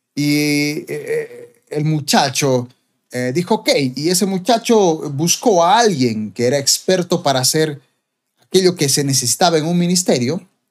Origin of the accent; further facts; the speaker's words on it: Bolivia; como boliviano